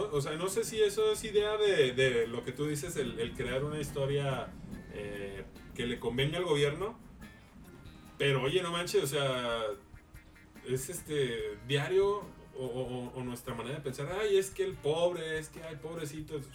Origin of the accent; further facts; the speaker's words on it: Mexico; nuestro país